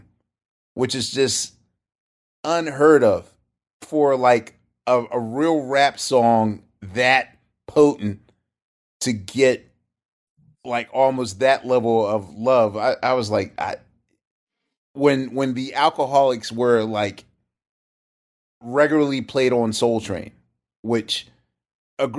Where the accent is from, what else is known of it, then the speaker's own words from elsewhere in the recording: Philadelphia, Pennsylvania, United States; I come from Philly